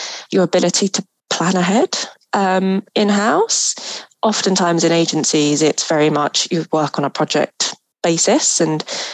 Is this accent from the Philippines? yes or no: yes; Philippines; moved away; I'm originally from the Philippines